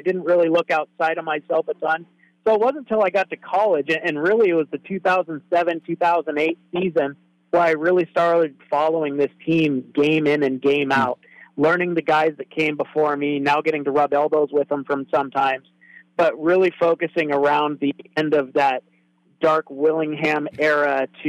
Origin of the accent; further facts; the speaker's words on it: Coupeville, Washington, United States; now in Vancouver, United States; I actually grew up in a place called Whidbey Island, Washington, where I was in a place called Coopville, which is really agricultural. So actually I grew up in kind of cougar country on the west side.